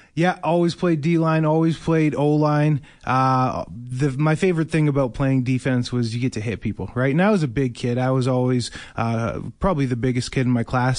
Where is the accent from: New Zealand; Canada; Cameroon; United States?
Canada; Winnipeg, Manitoba; Winnipeg, my hometown